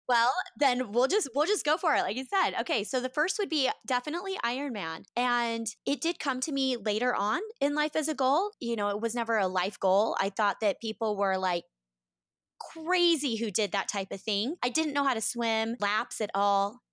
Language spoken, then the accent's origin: English; Boise, Idaho, United States; moved away as an adult; I grew up in Boise, Idaho